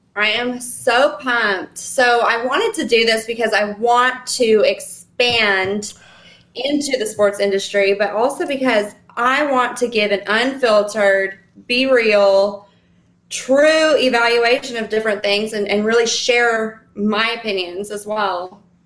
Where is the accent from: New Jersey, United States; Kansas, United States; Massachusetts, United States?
Kansas, United States; right outside of Lawrence; also born or lived in Tennessee; now in Florida, United States; I lived in Tennessee also, so, but I'm originally from Kansas, but I lived in Tennessee as well growing up.